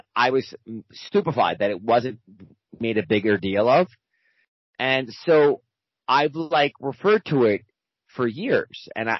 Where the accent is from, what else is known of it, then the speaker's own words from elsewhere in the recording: Baltimore, Maryland, United States; moved away; also born or lived in New York; I'm from Baltimore